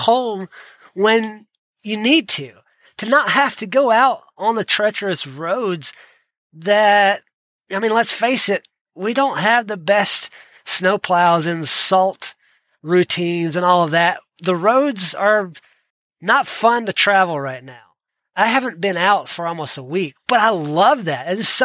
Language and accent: English; Georgia, United States; I grew up in Georgia